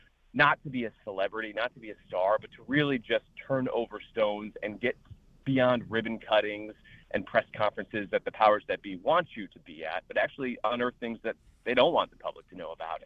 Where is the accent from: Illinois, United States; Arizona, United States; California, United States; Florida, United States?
Illinois, United States; Chicago; moved away as an adult; also born or lived in Washington, D.C.; I grew up in the Chicago area